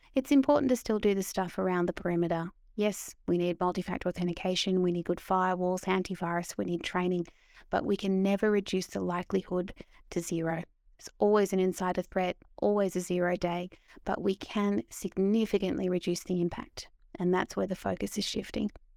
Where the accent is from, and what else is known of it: Australia; moved away as an adult; now in London, United Kingdom